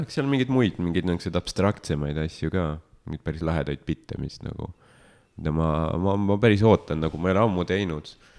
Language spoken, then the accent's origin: Estonian; Estonia; ma olen sündinud vabas Eestis